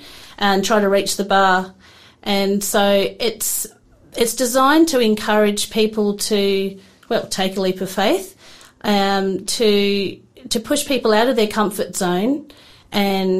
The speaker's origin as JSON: {"language": "English", "town": "Adelaide", "region": "South Australia", "country": "Australia", "tie": "born or raised there", "moved": "yes", "lives_now": "Tasmania, Australia", "said": "I'm actually from South Australia. I grew up in the north of Adelaide."}